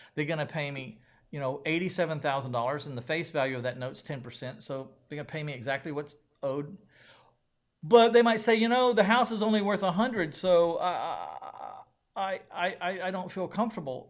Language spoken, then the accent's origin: English; San Antonio, Texas, United States; my hometown of San Antonio, Texas